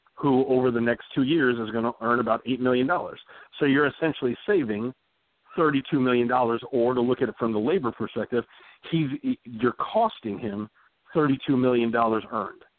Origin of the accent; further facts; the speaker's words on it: Texas, United States; I'm a Southern man to my core. I grew up in Texas. My family's from Louisiana